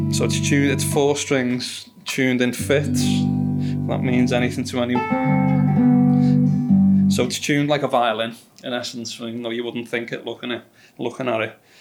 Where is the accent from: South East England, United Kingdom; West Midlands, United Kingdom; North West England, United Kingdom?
North West England, United Kingdom; Liverpool; accent: Scouse; I'm from Liverpool